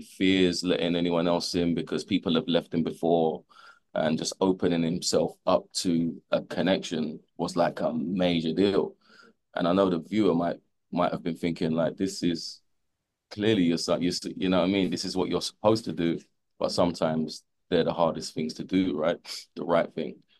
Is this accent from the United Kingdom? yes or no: yes; London, United Kingdom; I grew up in London